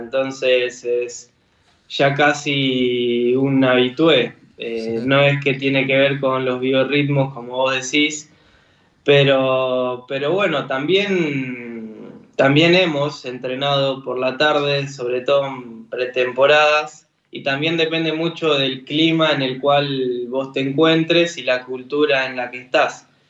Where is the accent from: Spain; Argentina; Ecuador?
Argentina; siendo argentino